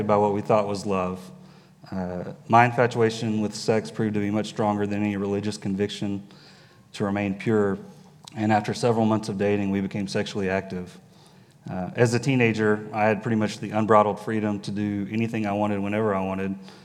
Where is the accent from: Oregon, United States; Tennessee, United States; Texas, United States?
Texas, United States; Dallas; I was born in Dallas, and I've spent most of my life in this area